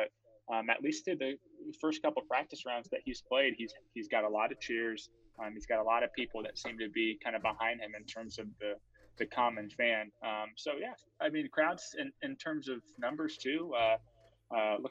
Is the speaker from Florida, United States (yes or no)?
yes; Florida, United States; I'm from Florida